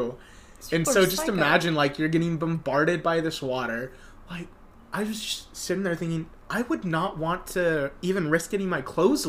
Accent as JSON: {"language": "English", "country": "United States", "said": "we're from America"}